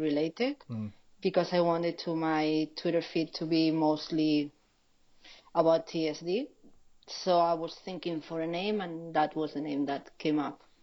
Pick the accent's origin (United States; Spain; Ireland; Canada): Spain; I'm from Spain.